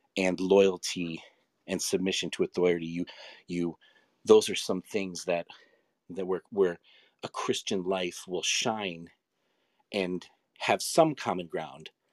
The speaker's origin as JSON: {"language": "English", "town": "Rochester", "region": "New York", "country": "United States", "tie": "born or raised there", "said": "in my hometown, Kodak and Xerox actually were founded there"}